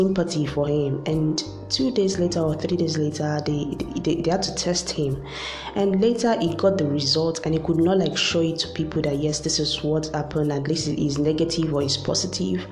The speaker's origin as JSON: {"language": "English", "country": "Nigeria", "said": "as a Nigerian"}